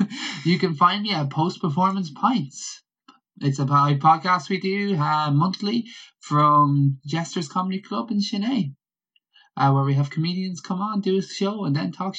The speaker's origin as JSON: {"language": "English", "town": "Athlone", "region": "Westmeath", "country": "Ireland", "said": "I'm from Athlone."}